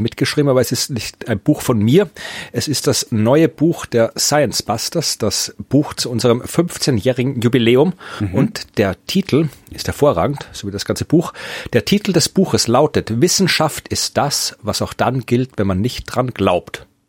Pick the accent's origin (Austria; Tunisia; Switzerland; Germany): Austria; Lower Austria; moved away; in Österreich in ziemlich genau der Ecke gewohnt, wo ich herkomme, wo meine Eltern immer noch wohnen